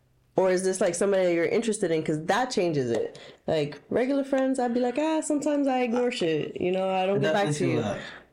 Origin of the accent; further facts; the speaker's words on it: Florida, United States; moved away; Listen, I'm from Florida.